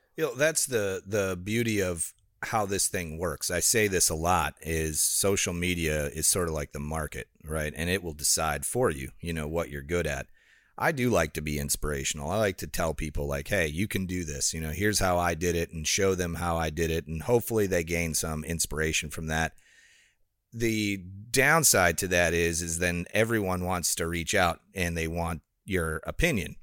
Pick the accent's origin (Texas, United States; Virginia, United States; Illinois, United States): Illinois, United States; Rockford; moved away; it's in Illinois. So it's called Rockford, Illinois.